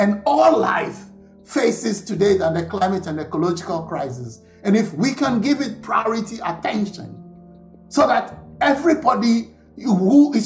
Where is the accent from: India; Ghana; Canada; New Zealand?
Ghana; moved away; I come originally from Ghana in West Africa